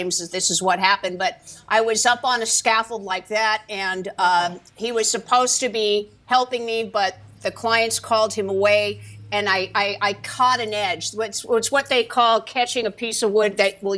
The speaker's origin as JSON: {"language": "English", "town": "Los Angeles", "region": "California", "country": "United States", "tie": "born or raised there", "said": "I was born here in the Valley."}